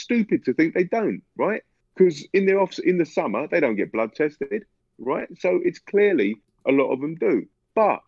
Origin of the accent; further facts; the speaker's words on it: London, United Kingdom; I'm from London